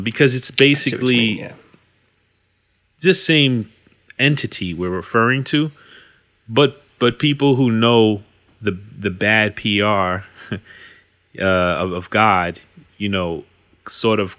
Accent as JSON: {"language": "English", "country": "United States", "tie": "born or raised there", "said": "I'm an American, been here my whole life. Don't know what it's like to live anywhere else"}